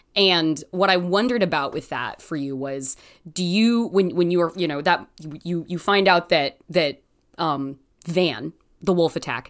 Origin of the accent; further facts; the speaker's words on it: Canby, Oregon, United States; did grow up in a very Christian surrounding environment in the state of Oregon.